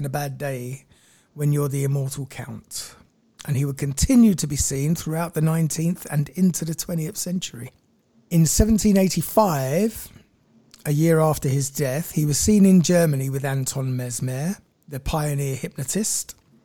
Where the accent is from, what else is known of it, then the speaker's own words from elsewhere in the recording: London, United Kingdom; I'm from London